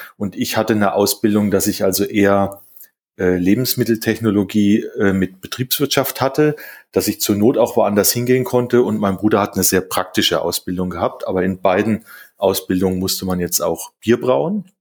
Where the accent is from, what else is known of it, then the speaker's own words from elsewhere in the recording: Rhön, Lower Franconia, Bavaria, Germany; now in Berlin, Germany; also ich wohne ja jetzt in Berlin äh, und äh, geboren bin ich ja in der Rhön äh, in Unterfranken.